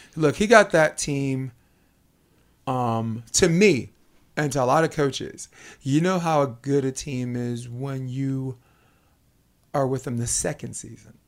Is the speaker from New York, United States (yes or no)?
yes; New York City, New York, United States; also born or lived in Harlem; I grew up in Brooklyn, New York